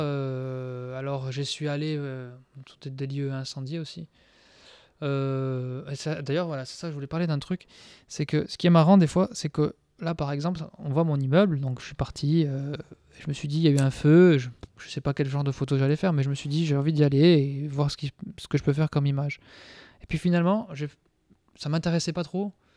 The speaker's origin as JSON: {"language": "French", "region": "Corsica", "country": "France", "said": "en tant que Corse"}